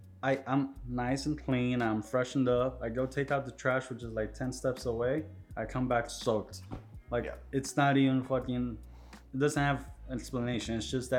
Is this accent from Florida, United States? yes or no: yes; Miami, Florida, United States; It's fucking Miami. It's home. It has its headaches, but it has a lot of our roots.